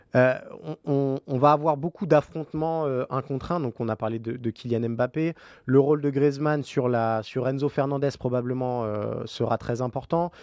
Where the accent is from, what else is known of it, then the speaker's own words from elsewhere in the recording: France; nous en tant que Français